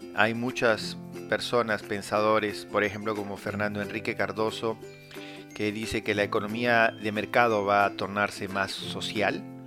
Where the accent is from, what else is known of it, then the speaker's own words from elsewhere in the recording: Peru; En Perú